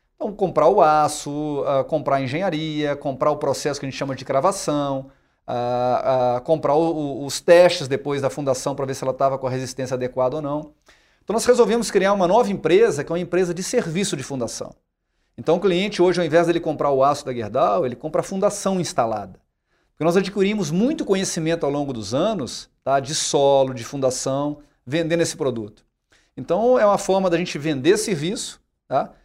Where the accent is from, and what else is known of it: Brazil